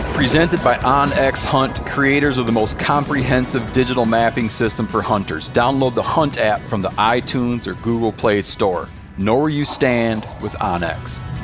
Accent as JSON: {"language": "English", "town": "Twin Lake", "country": "United States", "said": "I was from Twin Lake."}